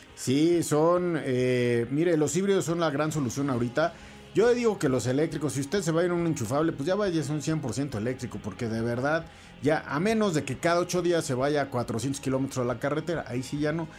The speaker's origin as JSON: {"language": "Spanish", "country": "Mexico", "said": "como mexicanos"}